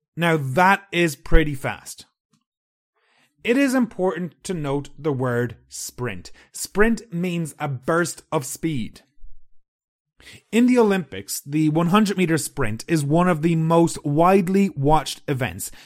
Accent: Ireland; I'm from Ireland

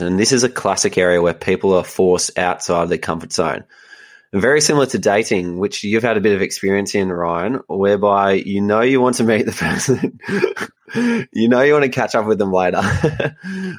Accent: Melbourne, Victoria, Australia; where I grew up in Melbourne, life is pretty comfortable

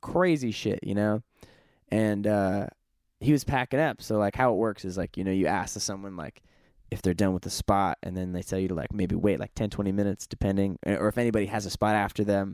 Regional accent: California, United States; we're from California

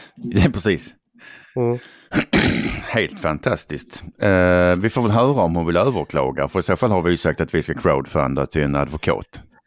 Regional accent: Skåne, Sweden; Jag har ju varit skåning, eller vi har varit skåningar i stort sett alltid

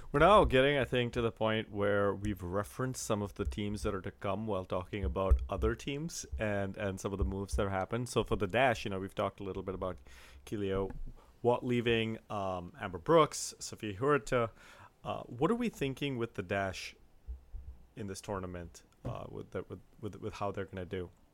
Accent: India; I'm from India

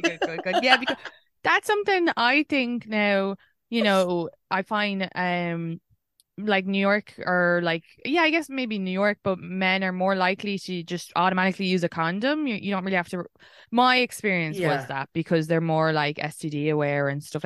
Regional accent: Ireland; moved away; as an Irish person

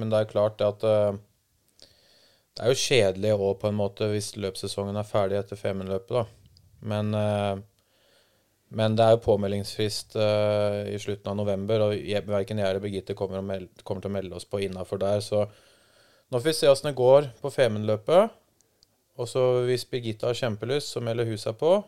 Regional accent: Langhus, Akershus, Norway; jeg og Emil, broren hans, da vi satt hjemme på Langhus

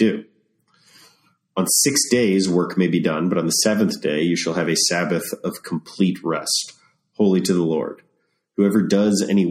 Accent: United States; in the United States, we've sort of grown up

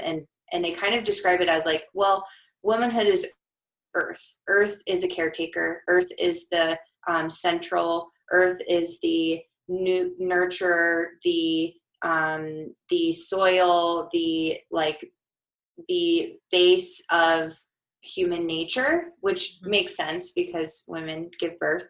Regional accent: Denver, Colorado, United States; I'm from Denver

